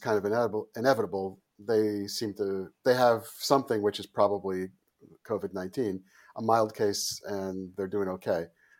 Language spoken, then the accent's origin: English; Oyster Bay, New York, United States; also born or lived in Queens; I was born in Bayside, Queens, and my family lived in an apartment in Queens until I was 6. And right around my 6th birthday, we moved to Oyster Bay, Long Island, which is where I grew up.